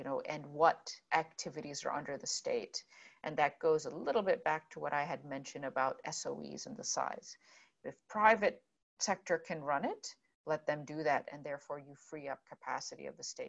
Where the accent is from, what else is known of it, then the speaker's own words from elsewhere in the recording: Jordan; that's where I am from. I was born in Jordan.